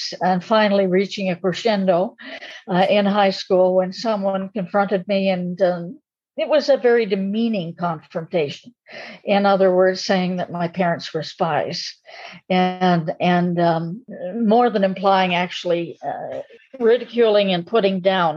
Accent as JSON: {"language": "English", "area": "Camp X", "region": "Ontario", "country": "Canada", "tie": "born or raised there", "said": "I was born in Campex, a Canadian citizen by birth"}